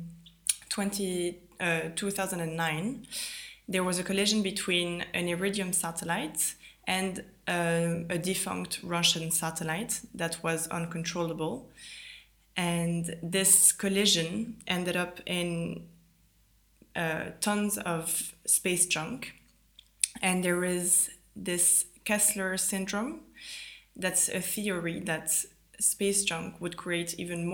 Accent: Italy; moved away; also born or lived in France / London, United Kingdom; I grew up in Italy. I'm French originally

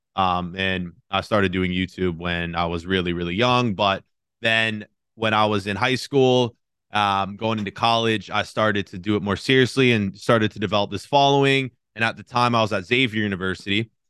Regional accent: Cincinnati, Ohio, United States; moved away as an adult; now in New York, United States; born and raised in, uh, in Cincinnati, Ohio

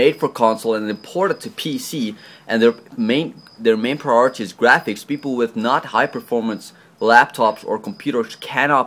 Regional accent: South Africa; I am a South African.

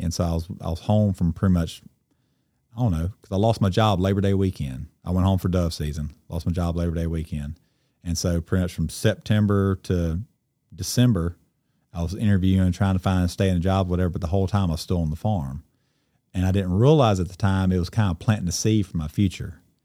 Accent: Cleveland, Mississippi, United States; I grew up in Cleveland, and I'm technically, I guess, a second generational farmer.

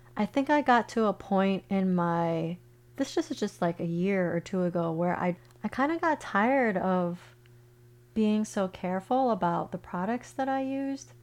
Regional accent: Chicago, Illinois, United States; moved away as an adult; now in Florida, United States; I grew up in Chicago. I lived in Chicago most of my life where it's cold

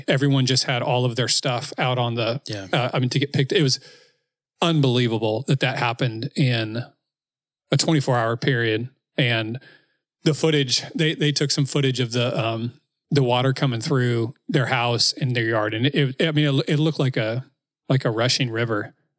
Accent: Washington, United States; I'm from Washington.

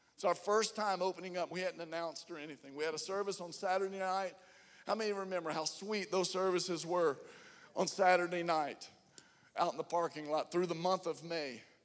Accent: Atlanta, Georgia, United States; We're from Atlanta

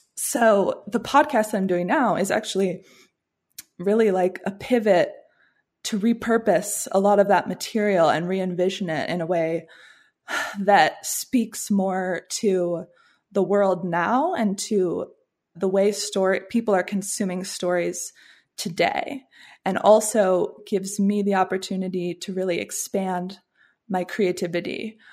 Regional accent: Washington, District of Columbia, United States; also born or lived in Williamsburg, Virginia / St Andrews, Scotland; I'm from the Washington, D C area

